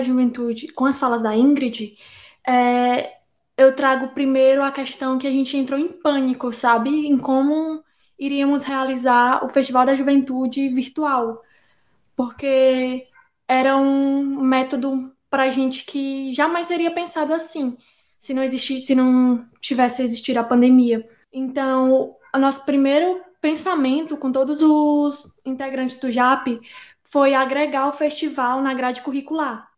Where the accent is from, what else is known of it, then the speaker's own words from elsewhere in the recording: Fortaleza, Ceará, Brazil; poeta, é, nascida e criada no Grande Bom Jardim.